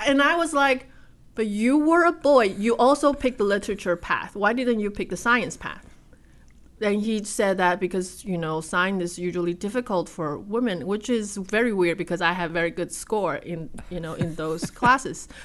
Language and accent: English; Taipei, Taiwan; moved away; Taipei, Taiwan